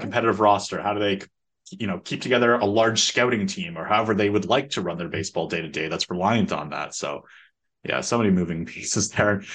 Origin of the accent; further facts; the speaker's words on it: Canada; growing up in Canada playing ice hockey